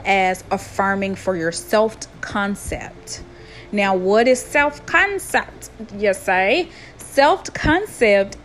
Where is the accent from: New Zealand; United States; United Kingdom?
United States; Tennessee; accent: country twang; I know I am from the U.S. and I am from Tennessee. I have a very country twang in my talk